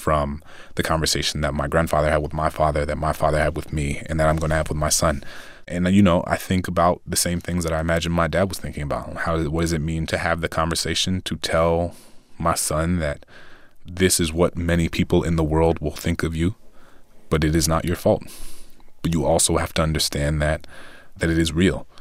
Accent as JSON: {"language": "English", "town": "New Orleans", "region": "Louisiana", "country": "United States", "tie": "born or raised there", "said": "I grew up in New Orleans."}